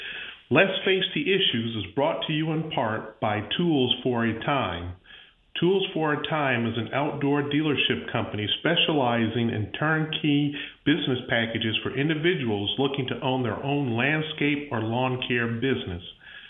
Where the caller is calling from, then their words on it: Pensacola, Florida, United States; I'm a former state representative sitting in for Dr. Jean A. Youngblood. I'm calling from Pensacola, Florida.